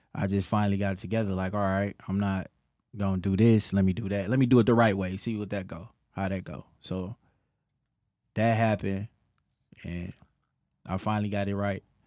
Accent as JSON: {"language": "English", "town": "Detroit", "region": "Michigan", "country": "United States", "tie": "born or raised there", "said": "I grew up West Side Detroit, Eight Mile"}